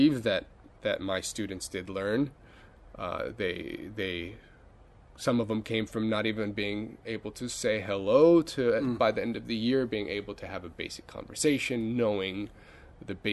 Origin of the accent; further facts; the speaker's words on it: near Los Angeles, Southern California, United States; moved away as an adult; I guess I was lucky enough to go to a really good school district in Southern California. Not inside, I was near the LA area, but not in Los Angeles itself, and in a suburb